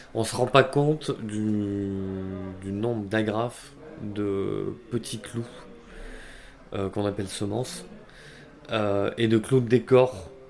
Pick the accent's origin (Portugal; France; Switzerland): France; Bordeaux, Nouvelle-Aquitaine; Originaire de Bordeaux.